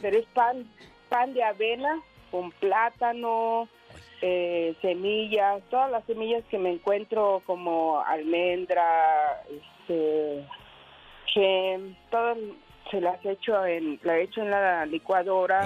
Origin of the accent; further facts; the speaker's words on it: Sonora, Mexico; moved away as an adult; now in California, United States; vivimos en California ahora unos 25 años y estaba de visita con mi hermana, la mayor, y, como somos de Sonora